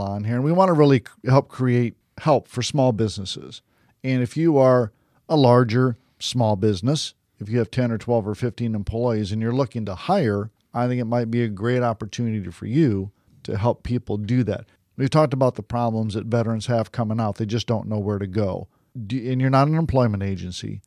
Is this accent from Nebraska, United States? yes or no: no; Detroit, Michigan, United States; now in Florida, United States; I'm originally from Detroit